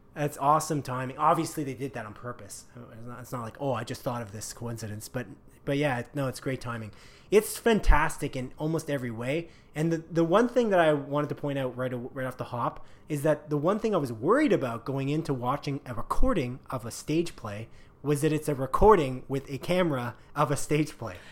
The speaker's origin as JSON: {"language": "English", "country": "Canada", "said": "We're clearly Canadian"}